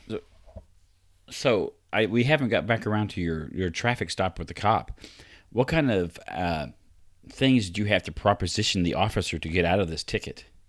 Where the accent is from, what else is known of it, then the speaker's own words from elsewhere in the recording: Vincennes, Indiana, United States; also born or lived in Arizona; I grew up in Vincennes